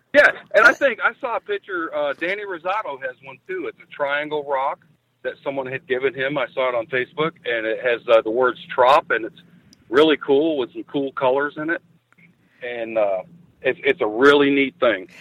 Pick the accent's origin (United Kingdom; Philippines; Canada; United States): United States; Ocala, Florida; also born or lived in Salt Springs, Florida; we're from Ocala. We're from Marion County